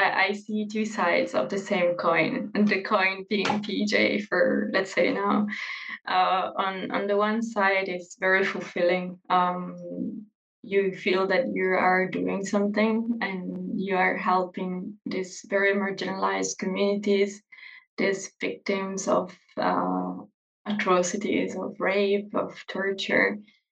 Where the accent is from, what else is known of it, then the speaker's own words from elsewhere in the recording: Verona, Veneto, Italy; I'm from Verona.